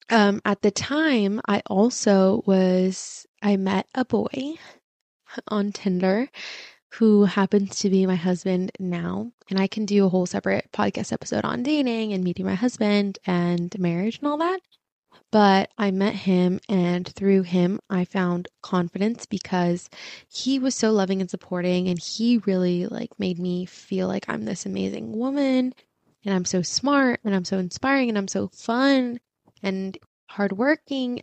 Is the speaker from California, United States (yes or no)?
yes; Irvine, California, United States; first language Spanish; English is a second language; growing up in Irvine